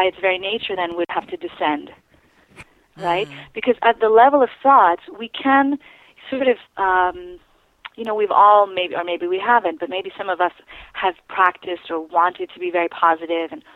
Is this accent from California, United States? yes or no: no; New York City, New York, United States; I was raised in New York City, predominantly around very successful people